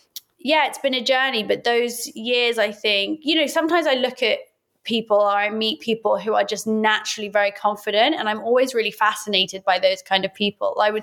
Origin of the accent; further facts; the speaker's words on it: Oxford, South East England, United Kingdom; Being Iraqi, growing up in Oxford